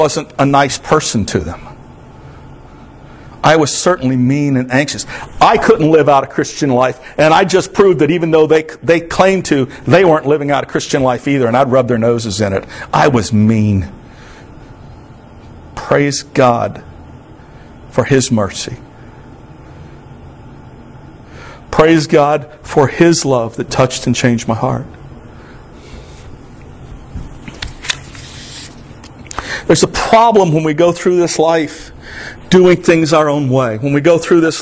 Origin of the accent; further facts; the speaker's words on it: Florida, United States; accent: twang; I grew up in Florida with my cousins from Alabama and Georgia. So, I can do a twang pretty good if I got to.